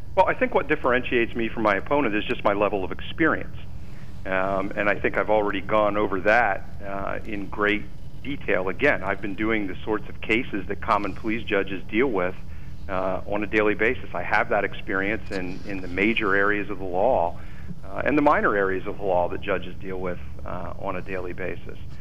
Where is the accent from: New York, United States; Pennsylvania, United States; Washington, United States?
Pennsylvania, United States; Lewisburg; also born or lived in Selinsgrove, Pennsylvania / Kelly Township, Pennsylvania; I'm born and raised in Lewisburg